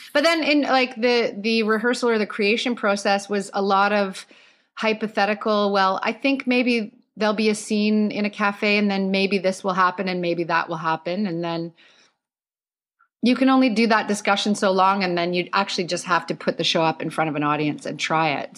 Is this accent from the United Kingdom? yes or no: no; Calgary, Alberta, Canada; now in Toronto, Canada; I grew up in Calgary. I moved to Toronto in two thousand one